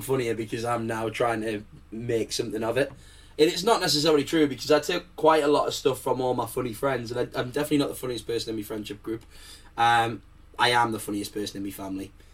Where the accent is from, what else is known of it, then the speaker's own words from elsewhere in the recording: Manchester, North West England, United Kingdom; now in France; I was originally born in Manchester